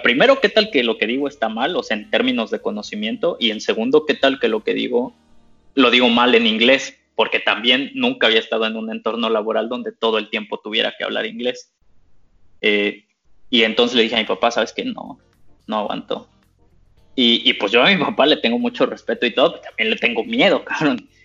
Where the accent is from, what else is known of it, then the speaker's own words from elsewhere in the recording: Mexico; moved away as an adult; now in Germany; mi esposa es mexicana, yo soy mexicano